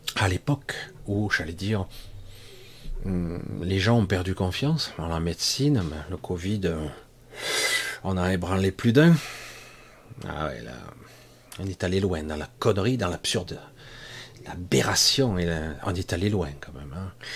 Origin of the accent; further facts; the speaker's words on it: France; je ne suis pas d'origine de la France, mais je suis né en France